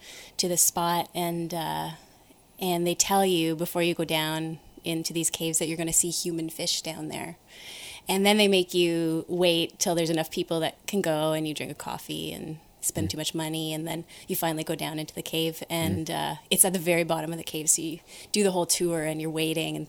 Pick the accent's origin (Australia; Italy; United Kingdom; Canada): Canada; Ottawa, Ontario; I grew up in Ottawa.